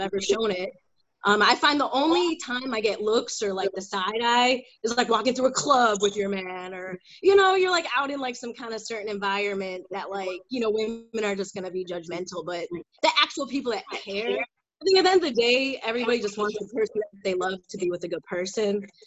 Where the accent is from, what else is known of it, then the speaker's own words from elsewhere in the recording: Glenview, Illinois, United States; moved away as an adult; also born or lived in Chicago, United States / New York, United States / New Orleans, United States; now in Dallas, United States; I grew up in the North Shore in uh, Glenview